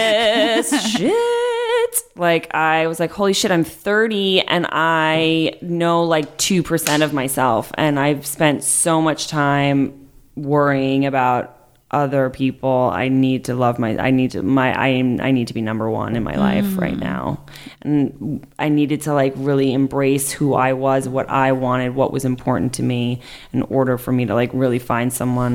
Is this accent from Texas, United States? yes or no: no; New York, United States; I'm from New York. … I'm single.